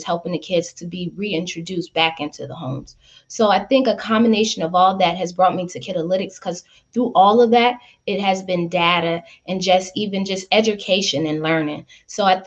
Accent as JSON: {"language": "English", "region": "Louisiana", "country": "United States", "tie": "born or raised there", "also_born_or_lived": "Chicago, Illinois", "said": "I grew up in Louisiana on the property, even though I was born in Chicago"}